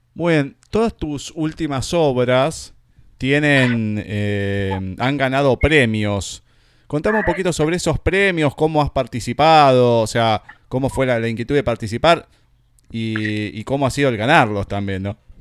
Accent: Argentina; todos los que somos argentinos

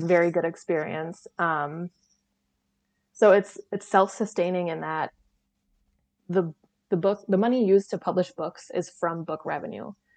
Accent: 30 minutes north of Green Bay, Northeast Wisconsin, United States; I grew up like 30 minutes north of Green Bay, and now like my family lives

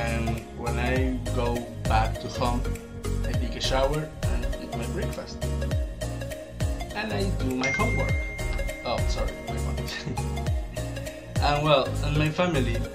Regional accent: Veracruz, Mexico; English is a second language; I'm 19 years old. and I'm from Mexico, Veracruz, Mexico. Actually, I'm a student in Universidad Veracruzana.

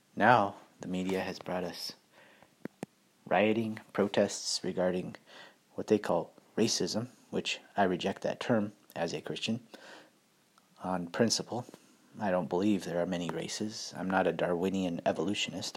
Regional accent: United States; being an American

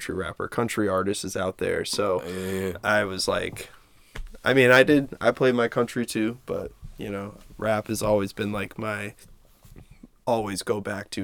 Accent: Standish, Maine, United States; I grew up in Standish.

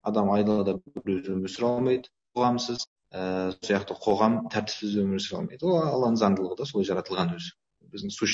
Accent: Kazakhstan; мен қазақ ретінде қазақстандық ретінде

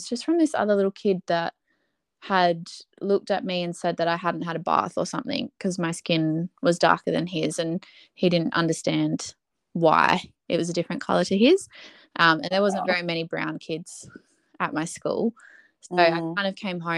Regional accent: Adelaide, South Australia, Australia; I was born in Adelaide, here in Salisbury

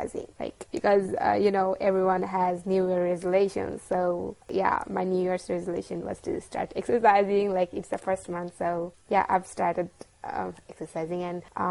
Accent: Bangladesh; from Bangladesh, and I work as a social media manager at Muslim Manga

